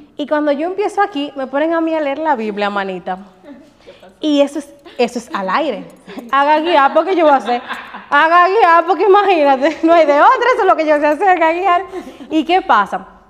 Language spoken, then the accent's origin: Spanish; Bonao, Monseñor Nouel, Dominican Republic; moved away as an adult; also born or lived in Santiago; yo salí de Bonao con una maletica